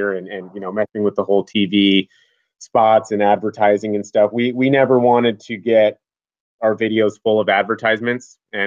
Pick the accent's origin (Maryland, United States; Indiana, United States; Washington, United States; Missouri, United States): Washington, United States; Seattle; also born or lived in Montana; I grew up out here in Seattle, Washington